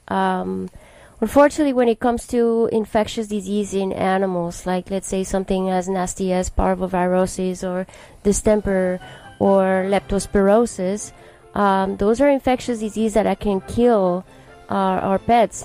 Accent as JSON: {"language": "English", "country": "Colombia", "moved": "yes", "lives_now": "United States", "said": "I'm originally from Colombia and I've been here for the past 20 years of my life."}